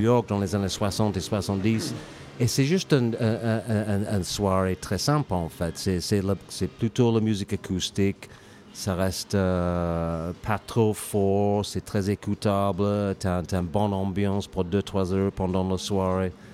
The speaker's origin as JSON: {"language": "French", "region": "England", "country": "United Kingdom", "also_born_or_lived": "United States / Ireland / Lyon / Drôme", "second_language": "French", "moved": "as an adult", "lives_now": "France", "said": "je suis anglais, mais je suis parti en Angleterre à, à peu près 20 ans"}